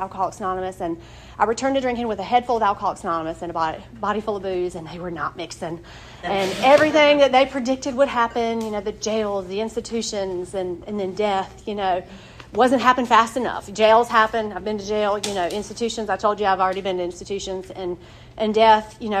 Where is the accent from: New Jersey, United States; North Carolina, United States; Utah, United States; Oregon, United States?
North Carolina, United States; Wilson; I'm from Wilson, North Carolina. I'm from a great family. I didn't grow up seeing alcohol in my home